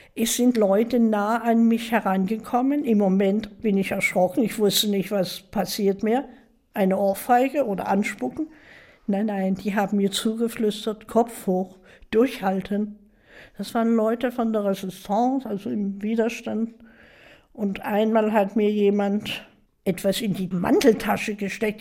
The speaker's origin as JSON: {"language": "German", "town": "Dresden", "region": "Saxony", "country": "Germany", "tie": "born or raised there", "said": "Ja, ich bin in Dresden geboren"}